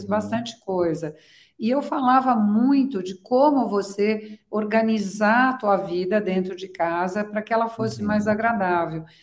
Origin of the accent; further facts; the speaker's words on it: São Paulo, Brazil; moved away as an adult; also born or lived in Florence, Italy; estou em São uhum. Paulo, então é a minha cidade de origem